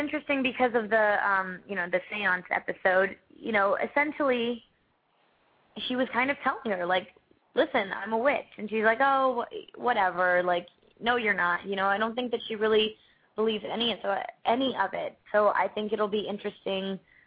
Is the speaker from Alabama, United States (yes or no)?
no; Orlando, Florida, United States; moved away as an adult; also born or lived in Atlanta, Georgia; I grew up in Orlando, Florida